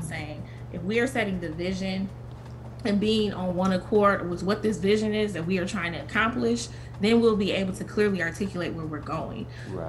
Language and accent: English; Kalamazoo, Michigan, United States; my hometown in Kalamazoo, Michigan